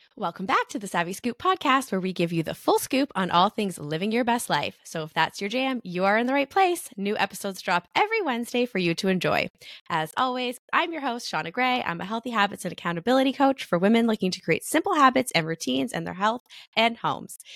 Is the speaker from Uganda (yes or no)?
no; Canada; as a Canadian